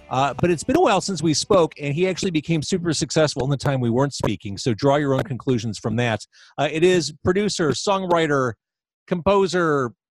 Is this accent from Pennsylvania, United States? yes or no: no; Chicago, Illinois, United States; I appreciate the self-deprecating, which is part of being a Chicagoan, I think.